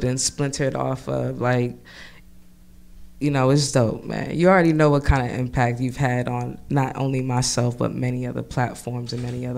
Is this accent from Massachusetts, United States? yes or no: yes; Boston, Massachusetts, United States; moved away as an adult; now in Philadelphia, United States; I ain't from here originally. I'm from Boston, you know, but I've been in Philly for, like, 12 years